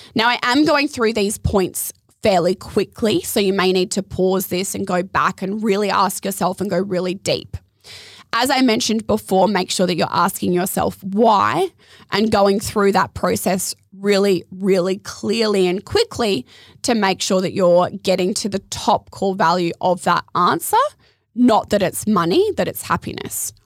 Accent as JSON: {"language": "English", "town": "Adelaide", "region": "South Australia", "country": "Australia", "tie": "born or raised there", "also_born_or_lived": "Surfers Paradise, Queensland", "moved": "as an adult", "lives_now": "Gold Coast, Australia", "said": "Growing up in Adelaide"}